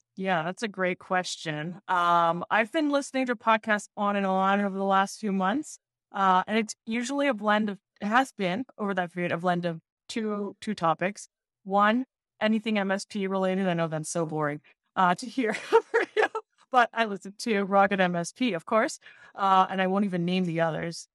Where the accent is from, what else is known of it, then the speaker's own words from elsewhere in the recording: Montreal, Quebec, Canada; now in Boston, United States; I actually live in Boston, uh, okay. and I'm from Montreal originally.